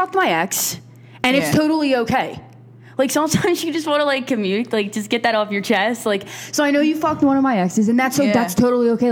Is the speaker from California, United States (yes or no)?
no; Philadelphia, Pennsylvania, United States; we're from South Philly